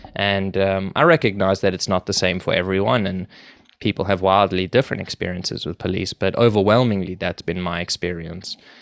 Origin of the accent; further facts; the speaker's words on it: Johannesburg, Gauteng, South Africa; moved away as an adult; now in Toronto, Canada; I grew up in South Africa, in Johannesburg